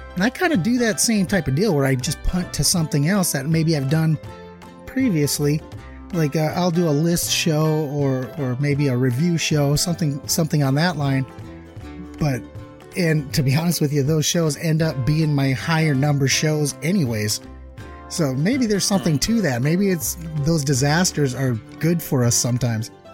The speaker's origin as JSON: {"language": "English", "region": "Minnesota", "country": "United States", "moved": "yes", "said": "I'm from the Midwest, I'm from Minnesota originally"}